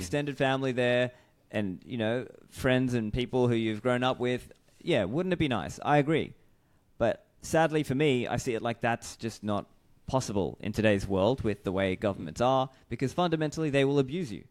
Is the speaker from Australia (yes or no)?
yes; Australia; moved away as an adult